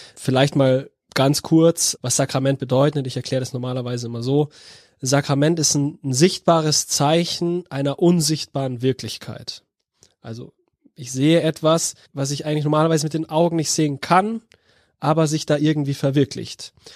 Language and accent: German; Bavaria, Germany; moved away as an adult; now in Cologne, Germany; als Bayer